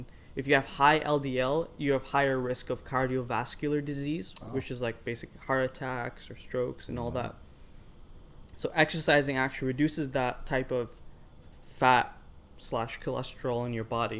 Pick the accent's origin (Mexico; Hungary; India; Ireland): Ireland; now in Canada; I grew up in Ireland